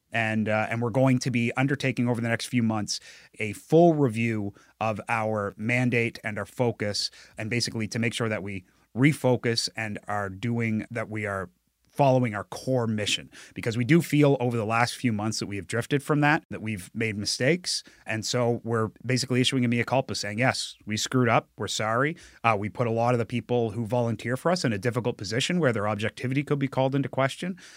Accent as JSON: {"language": "English", "region": "New Brunswick", "country": "Canada", "moved": "yes", "said": "I'm from New Brunswick, and I, I was living in New Brunswick ten years ago"}